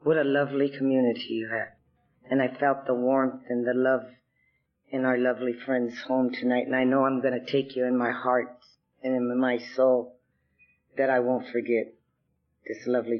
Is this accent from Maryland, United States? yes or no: no; Los Angeles, California, United States; I was born and raised in East Los Angeles.